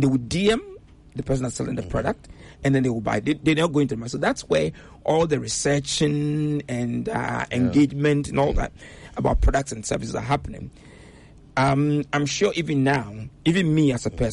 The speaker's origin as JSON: {"language": "English", "country": "Ghana", "moved": "yes", "said": "I'm a Ghanaian, but when I used to visit before I resettled"}